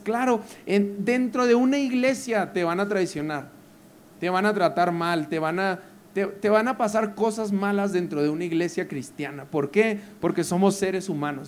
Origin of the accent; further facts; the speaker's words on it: Parral, Chihuahua, Mexico; also born or lived in Monterrey; soy norteño, nací en Parral, Chihuahua, que es una ciudadcita de 100.000 personas, 120 los que son optimistas. Eh, Duré allí de los 0 a los 17 años